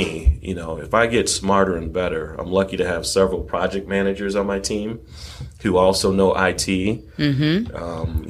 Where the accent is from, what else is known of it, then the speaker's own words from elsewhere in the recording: Chicago, Illinois, United States; also born or lived in Atlanta; Chicago crew, my hometown